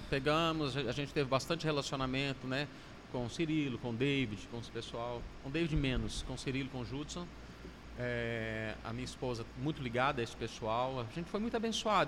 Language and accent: Portuguese; Minas Gerais, Brazil; moved away as an adult; now in Fortaleza, Brazil; Como bom mineiro